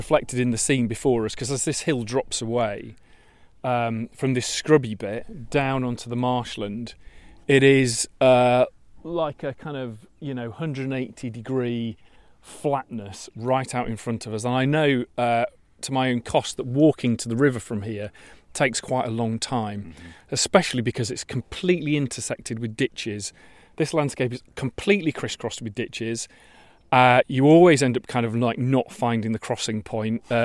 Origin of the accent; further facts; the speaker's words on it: Yorkshire and the Humber, United Kingdom; now in Kent, United Kingdom; I come from Yorkshire, which is a bit more wobbly and kind of hilly